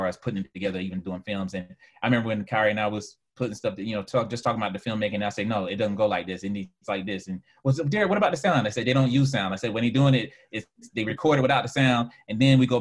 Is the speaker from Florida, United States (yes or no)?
yes; Fort Lauderdale, Florida, United States; moved away; I'm from Fort Lauderdale